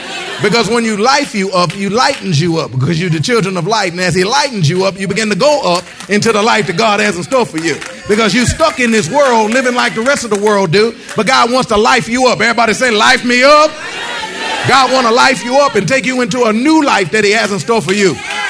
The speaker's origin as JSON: {"language": "English", "region": "Michigan", "country": "United States", "said": "Now, see, I came from Michigan. In Michigan, you see the trees fall."}